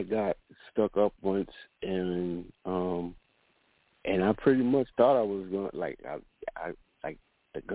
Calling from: Florida, United States; I'm calling in from Florida.

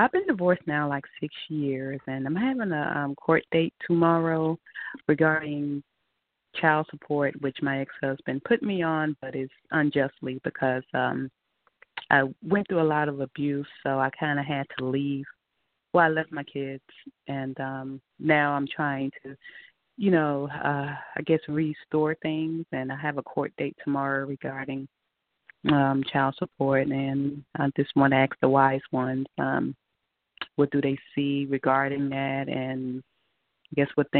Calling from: Georgia, United States; I'm calling from Georgia.

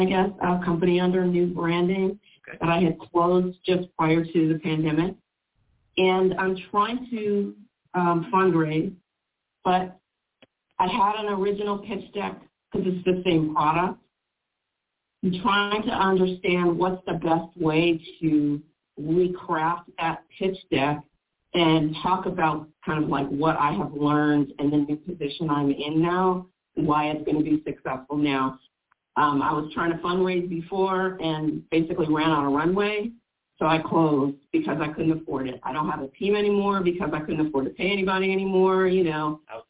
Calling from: Long Beach, California, United States; I'm calling from Long Beach, California.

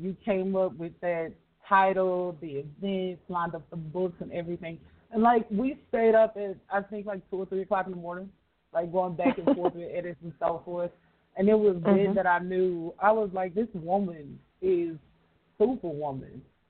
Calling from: Dallas, Texas, United States; I'm calling from Dallas, Texas.

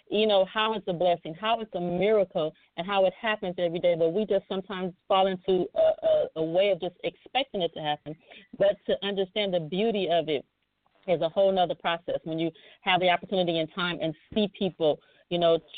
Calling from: Dallas, Texas, United States; from Dallas.

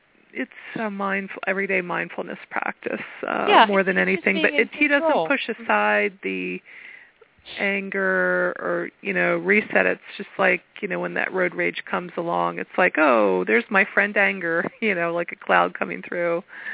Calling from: Pennsylvania, United States

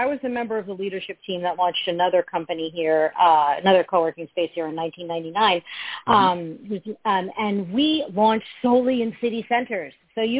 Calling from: Fairfield, Connecticut, United States; This morning, I am calling from my home office in Fairfield, Connecticut.

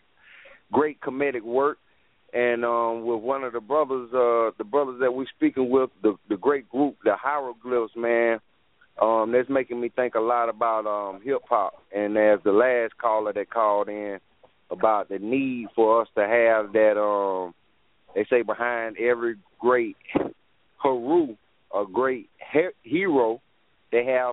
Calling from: South Carolina, United States; I'm calling from South Carolina

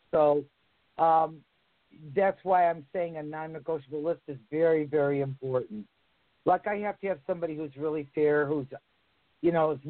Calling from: New Jersey, United States; in New Jersey.

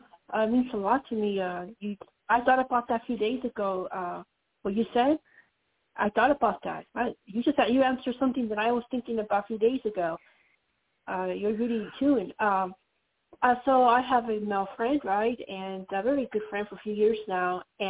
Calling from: Colorado, United States; Colorado, calling you from Skype.

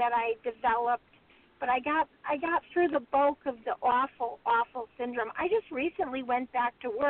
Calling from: California, United States; I'm calling from California. My birth date is November 29th.

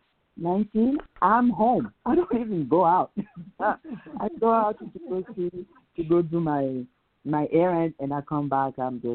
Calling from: Salt Lake City, Utah, United States; I'm calling you from Salt Lake City, Utah.

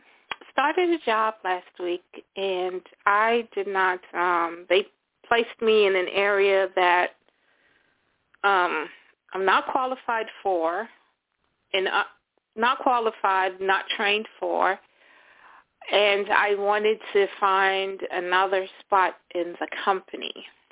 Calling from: Florida, United States; calling from Florida.

